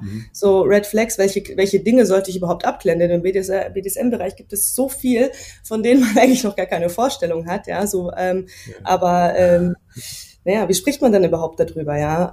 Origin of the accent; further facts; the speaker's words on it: Munich, Bavaria, Germany; ich bin ja aus München